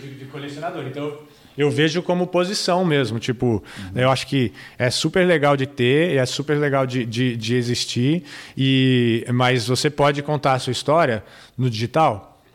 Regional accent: Brazil; nós, como brasileiros

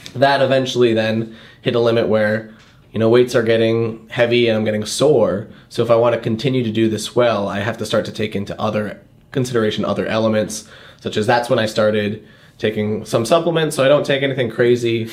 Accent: Boston, Massachusetts, United States; I grew up around Boston

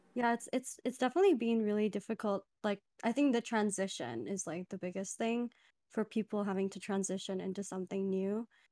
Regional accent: Dubai, United Arab Emirates; moved away; I'm originally from Dubai

